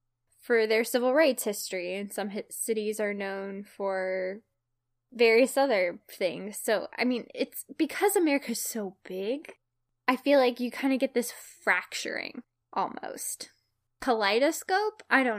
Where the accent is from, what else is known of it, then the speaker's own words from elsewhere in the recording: Appalachia, United States; I technically qualify for a minority scholarship because I am Appalachian white, which is a historically, economically disadvantaged, region.